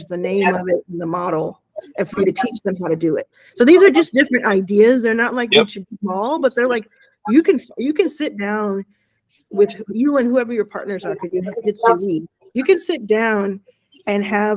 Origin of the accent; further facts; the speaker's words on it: Mississippi, United States; where I was born in Mississippi